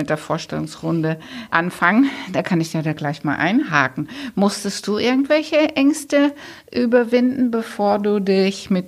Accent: Netherlands; accent: Dutch; German is a second language; ich hoffe, ihr habt neben meinem holländischen Akzent auch diesen sehr schönen französischen Akzent von ihr genossen

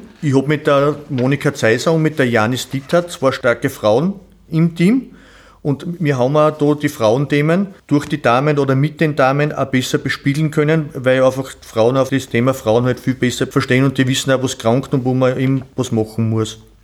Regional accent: Sölztal, Styria, Austria; Ich bin geboren in Selstal, bin zur Schule in Selstal und in Atmung gegangen

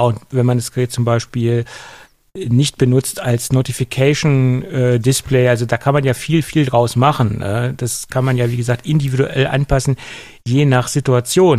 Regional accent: Göttingen, Lower Saxony, Germany; bei uns in Göttingen

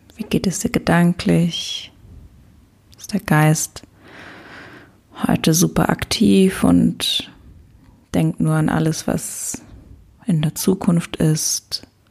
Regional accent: Luxembourg; moved away as an adult; also born or lived in Lisbon; meinen Freundeskreis aus meiner Heimat, aus Luxemburg, habe ich ganz liebe, ganz tolle Freunde, die ich auch schon ganz lange kenne

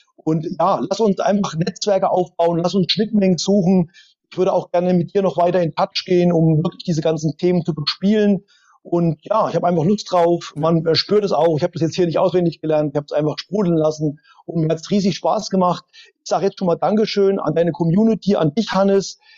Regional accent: East Germany, Germany; geboren als Ossi

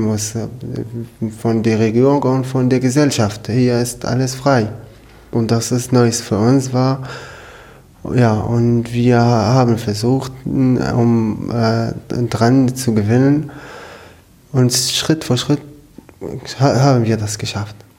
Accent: Syria; German is a second language; moved away as an adult; now in Germany; ich komme aus Syrien. Ich bin seit fünf Jahren in Deutschland.

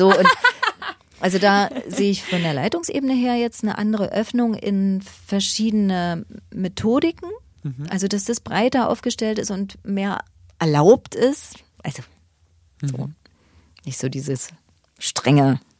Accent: East Germany, Germany; Und ich bin im Osten groß geworden und da gab es ein paar Abenteuer zu bestehen, die meine Kinder nicht haben.

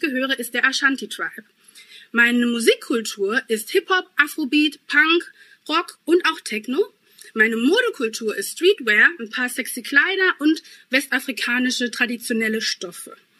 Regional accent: Essen, North Rhine-Westphalia, Germany; accent: Ruhrpott-Slang; also born or lived in Ghana; meine Sprachkultur wäre der Ruhrpott-Slang, denn ich komme eigentlich aus Essen und ich sage ganz viel wat und dat

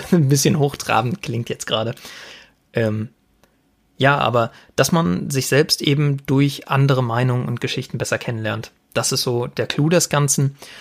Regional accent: Sauerland, North Rhine-Westphalia, Germany; also born or lived in Paderborn; Ich komme gebürtig aus dem Sauerland

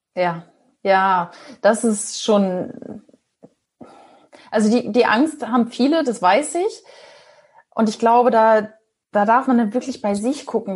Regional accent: Ostholstein, Schleswig-Holstein, Germany; moved away as an adult; also born or lived in Kiel; now in Hamburg, Germany; bin ein gebürtiges Nordlicht, komme aus Ostholstein, kurz vor Fehmarn. Da bin ich aufgewachsen

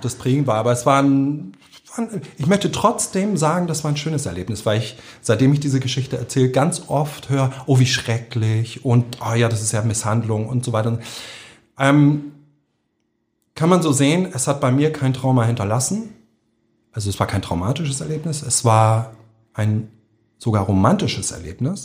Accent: Hamburg, Germany; also born or lived in Berlin; Gesamtschule, hier auf St. Pauli eine, eine Gesamtschule

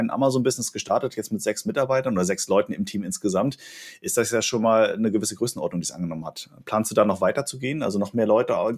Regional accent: Hamburg, Germany; tatsächlich, ich komme aus Hamburg und ja. in Hamburg gibt's halt dieses Störtebecker Bier

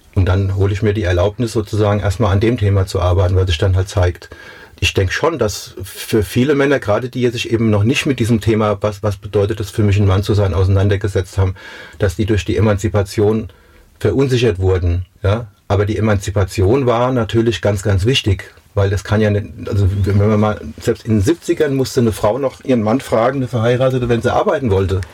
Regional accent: Mainz, Rhineland-Palatinate, Germany; Mainz ist Mainz. Das ist da, wo ich herkomme. Das ist meine Heimat.

